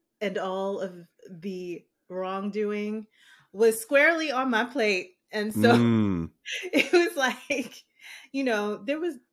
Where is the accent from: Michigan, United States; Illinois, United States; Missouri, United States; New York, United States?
New York, United States; New York City; I'm black and I grew up in the Bronx